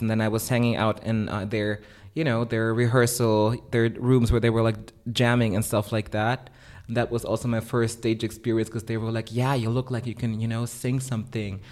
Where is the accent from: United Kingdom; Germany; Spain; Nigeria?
Germany; also born or lived in Philippines; growing up in Germany in a pretty suburban context